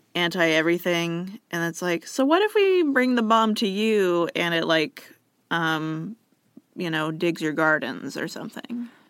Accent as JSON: {"language": "English", "region": "New York", "country": "United States", "said": "as a New Yorker"}